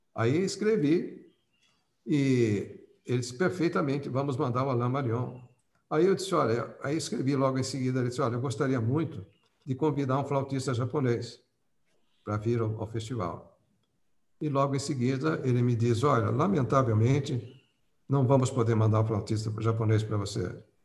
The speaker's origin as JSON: {"language": "Portuguese", "town": "Piracicaba", "region": "São Paulo", "country": "Brazil", "tie": "born or raised there", "said": "eu nasci em Piracicaba, né, São Paulo"}